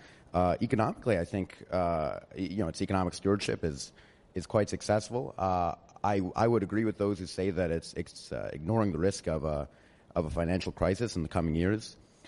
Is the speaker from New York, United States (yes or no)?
yes; Ardsley, New York, United States; I'm from a small village of Ardsley in New York.